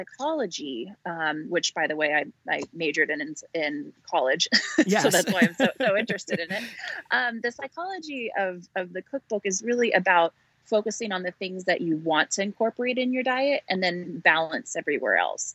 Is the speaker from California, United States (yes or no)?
yes; Northern California, United States; I born and raised in Northern California, just outside of Napa Valley